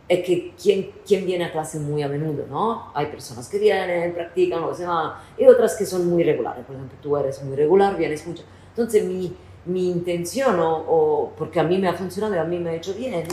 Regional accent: Italy; Spanish is a second language; moved away

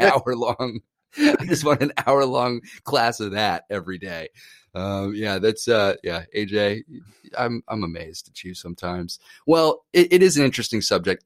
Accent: New York, United States; when I grew up in New York acting a ton

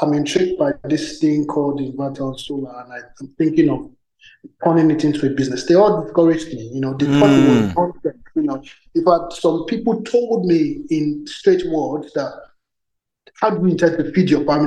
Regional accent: Nigeria; I grew up in Nigeria. I wasn't in Lagos per se

